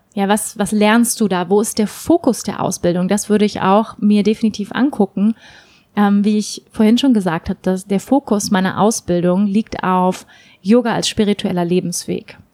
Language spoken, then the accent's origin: German; Hamburg, Germany; moved away; Hamburg ist meine Heimatstadt, in Hamburg lebt meine Familie